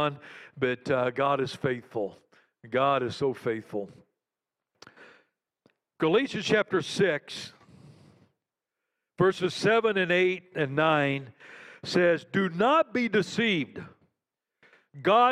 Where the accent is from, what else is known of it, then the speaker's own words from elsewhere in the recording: Western Kansas, United States; moved away as an adult; also born or lived in Caracas, Venezuela; I grew up in Western Kansas, and so I grew up around farmers